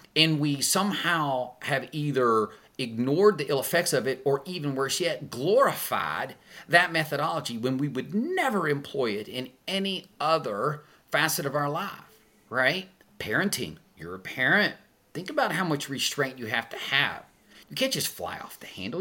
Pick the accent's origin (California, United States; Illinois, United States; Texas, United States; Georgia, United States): Texas, United States; Tyler; I'm a hick from Tyler, Texas